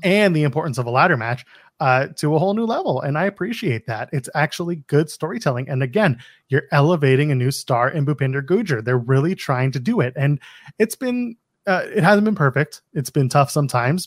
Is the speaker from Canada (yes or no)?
yes; Canada; I'm Canadian